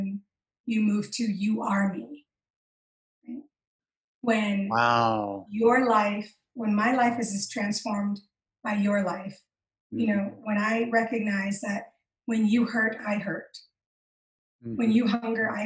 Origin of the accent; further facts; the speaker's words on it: Michigan, United States; now in Utah, United States; I call myself a Michicana because I'm a Chicana from Michigan